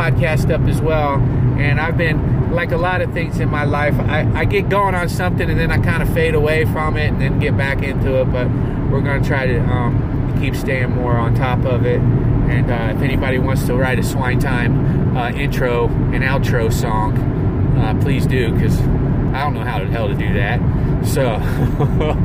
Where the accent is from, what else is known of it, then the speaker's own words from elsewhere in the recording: Covington, Ohio, United States; now in Los Angeles, United States; my hometown of Covington, Ohio